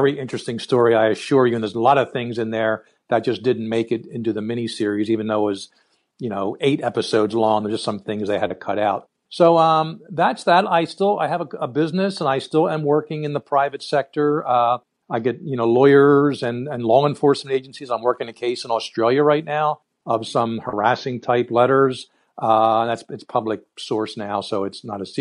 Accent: Philadelphia, Pennsylvania, United States; born and raised in Philly. I'm living in the general area now.

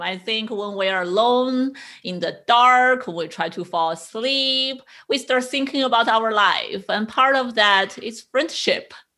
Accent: China; also born or lived in East Coast, United States; now in West Coast, United States; I grew up in China

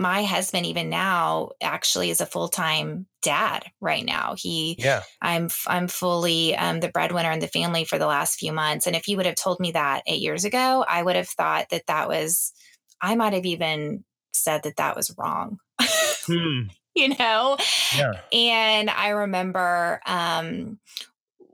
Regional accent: the South, United States; growing up in the South with parents that had very traditional roles

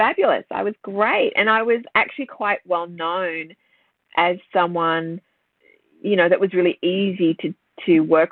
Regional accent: Sydney, New South Wales, Australia; I grew up around Terry Hill, St. Ives in Sydney.

